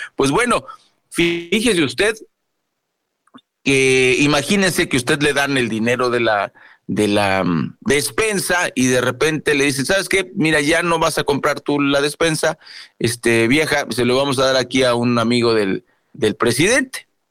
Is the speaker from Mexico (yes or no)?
yes; Mexico